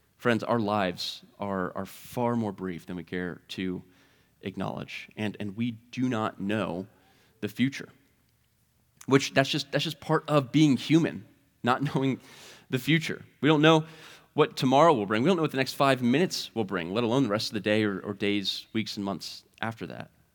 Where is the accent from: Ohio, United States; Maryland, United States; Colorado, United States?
Ohio, United States; Mount Vernon; I grew up in Mount Vernon, Ohio